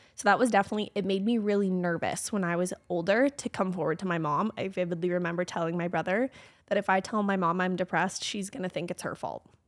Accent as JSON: {"language": "English", "town": "Calgary", "region": "Alberta", "country": "Canada", "tie": "born or raised there", "also_born_or_lived": "Okotoks", "said": "I like to say I was born and raised in Calgary, but I actually, when I was born, lived in Okotoks, so just outside of Calgary"}